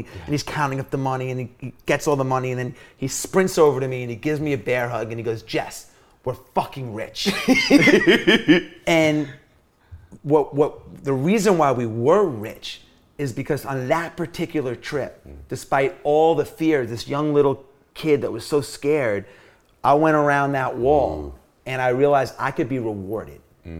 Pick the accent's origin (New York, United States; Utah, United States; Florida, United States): New York, United States; Long Island; When I was growing up, I grew up in New York City, or in Long Island in the 80s when breakdancing and rap and all this stuff was happening.